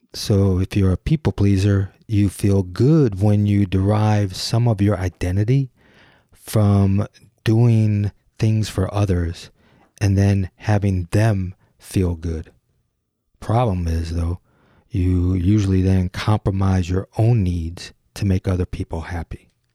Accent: Detroit, Michigan, United States; Gyro is an identity studio based in my hometown, Detroit

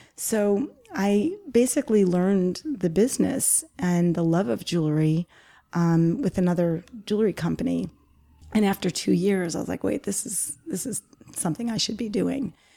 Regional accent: Garden City South, New York, United States; it's where I grew up in Garden City South

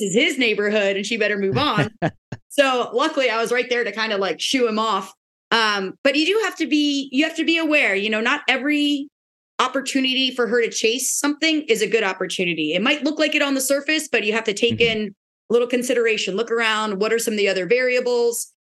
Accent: Pennsylvania, United States; moved away as an adult; now in Florida, United States; I'm from Pennsylvania originally

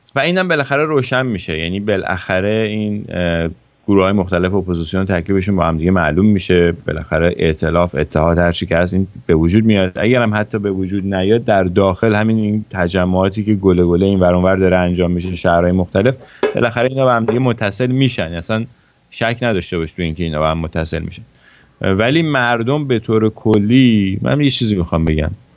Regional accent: Iran; moved away

